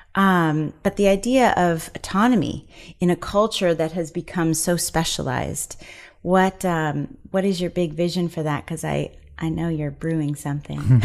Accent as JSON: {"language": "English", "region": "East Coast", "country": "United States", "moved": "yes", "said": "we are both from the East Coast, and we made our way out here"}